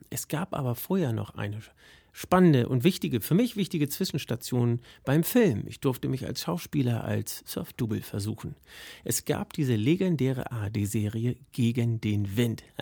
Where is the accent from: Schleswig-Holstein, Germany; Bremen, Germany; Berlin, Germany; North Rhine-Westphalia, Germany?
Schleswig-Holstein, Germany; St. Peter-Ording; Es war in meiner Heimat in St. Peter-Ording.